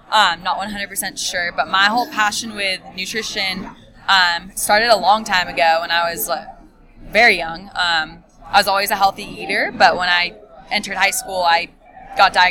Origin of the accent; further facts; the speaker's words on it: Mission Viejo, California, United States; Viejo, California, which is more southern.